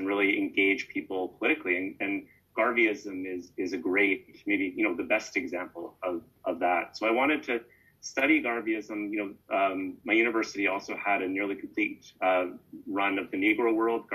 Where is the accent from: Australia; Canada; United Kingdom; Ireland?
Canada; I grew up in Canada